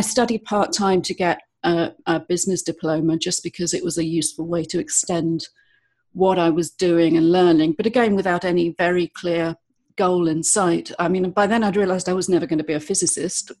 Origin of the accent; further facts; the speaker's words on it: London, United Kingdom; moved away as an adult; also born or lived in eastern Spain; now in Spain; I'm from London originally